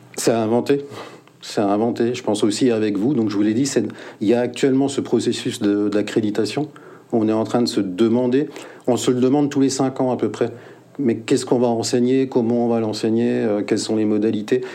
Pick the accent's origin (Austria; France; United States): France; Mulhouse, Grand Est; je suis né à Mulhouse